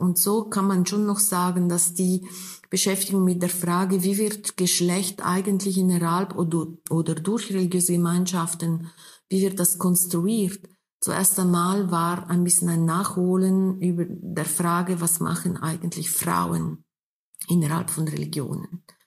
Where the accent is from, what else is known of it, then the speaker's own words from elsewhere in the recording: Switzerland; wir sind ja beide in der Schweiz geboren, Frau Höpflinger und ich.